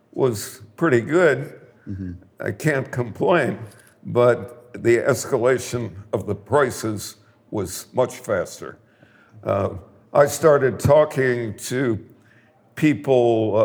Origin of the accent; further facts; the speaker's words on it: Milwaukee, Wisconsin, United States; moved away; when I was growing up in Milwaukee and was a teenage statistician